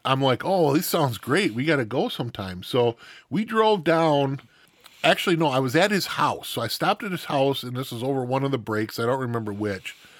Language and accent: English; Stevens Point, Wisconsin, United States; also born or lived in Milwaukee; I grew up in Stevens Point area